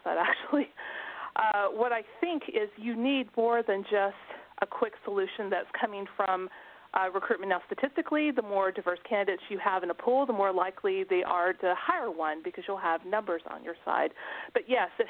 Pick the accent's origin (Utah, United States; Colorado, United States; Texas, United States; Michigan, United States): Texas, United States; now in Netherlands; I'm from Texas too originally